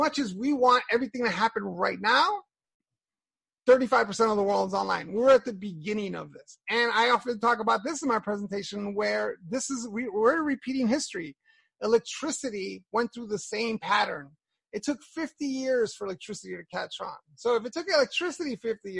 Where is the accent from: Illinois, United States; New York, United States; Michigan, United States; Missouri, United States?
New York, United States; I grew up in Hell's Kitchen in a terrible community